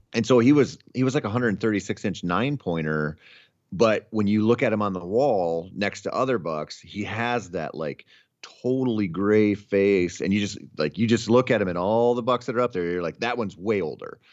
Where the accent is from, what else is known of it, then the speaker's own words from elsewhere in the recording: Minnesota, United States; I grew up in Minnesota